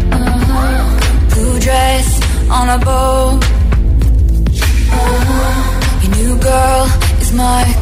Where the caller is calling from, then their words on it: Madrid, Community of Madrid, Spain; de Madrid y mi voto va